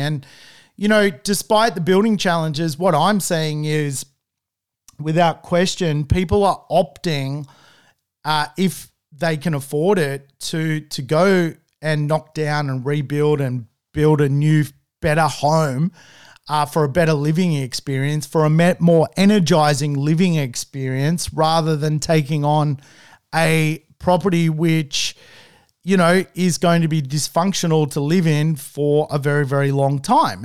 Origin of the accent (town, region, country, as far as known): Manly, New South Wales, Australia